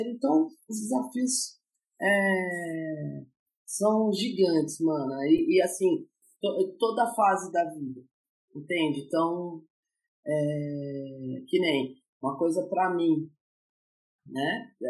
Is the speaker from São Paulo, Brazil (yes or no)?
yes; São Paulo, Brazil; moved away; Eu sou paulistana